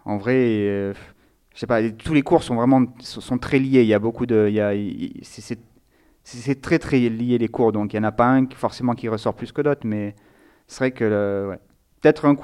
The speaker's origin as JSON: {"language": "French", "town": "Nice", "region": "Provence-Alpes-Côte d'Azur", "country": "France", "moved": "yes", "lives_now": "Lyon, France", "said": "j'habite à Lyon et je suis originaire de Nice."}